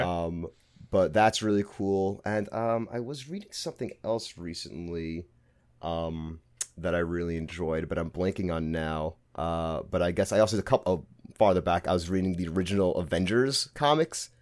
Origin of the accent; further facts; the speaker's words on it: New York City, New York, United States; accent: Brooklyn; I'm from Brooklyn, if you can tell from my accent